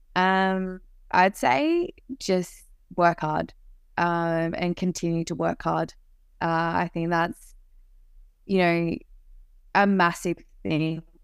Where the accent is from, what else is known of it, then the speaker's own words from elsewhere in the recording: Canberra, Australian Capital Territory, Australia; to play for my hometown